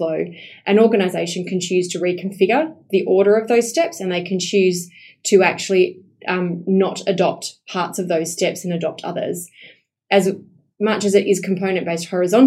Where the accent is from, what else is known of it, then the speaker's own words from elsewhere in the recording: Esperance, Western Australia, Australia; I'm a country girl. Right. So, I was born in Esperance, which is 8 hours south.